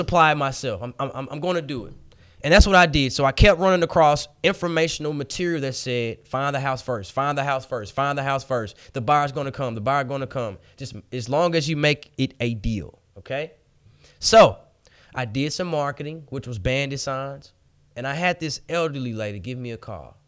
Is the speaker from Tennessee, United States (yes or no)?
yes; Memphis, Tennessee, United States; born and raised in Memphis, Tennessee